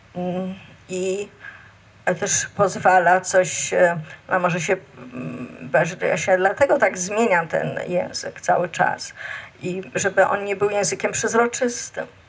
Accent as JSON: {"language": "Polish", "town": "Warsaw", "region": "Masovian Voivodeship", "country": "Poland", "tie": "born or raised there", "said": "tam gdzie mieszkam, na Bielanach i chodziłam tam całe życie, bo gdzieś tam też e, się urodziłam i wychowałam."}